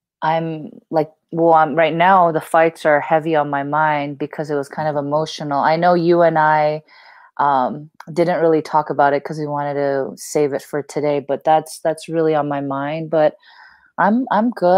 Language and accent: English; California, United States; also born or lived in Korea; I came from California